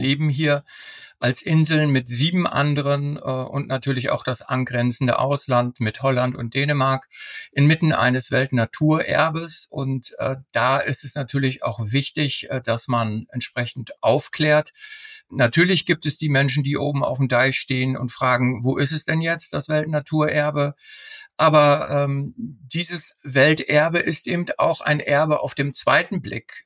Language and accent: German; Emsland, Lower Saxony, Germany; now in Norderney, Germany; ich bin zwar gebürtiger äh, Emsländer